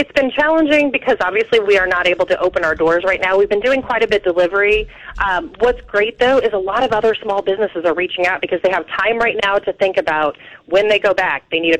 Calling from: Wyonette, Illinois, United States; Wyonette, Illinois, outside of Princeton.

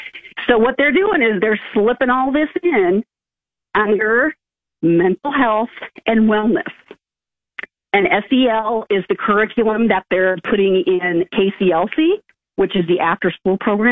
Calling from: Kearney, Nebraska, United States; Hey, thanks. I'm from Kearney.

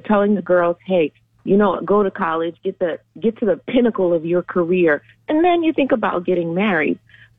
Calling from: Orlando, Florida, United States; Hi, I'm calling from Orlando.

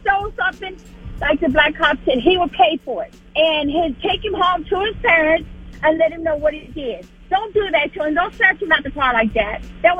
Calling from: Stafford, Virginia, United States; calling from Stafford.

